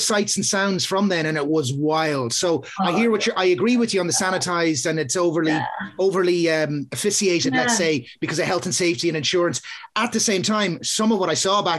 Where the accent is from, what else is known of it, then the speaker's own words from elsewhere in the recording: Dundalk, County Louth, Ireland; I'm from Dundalk originally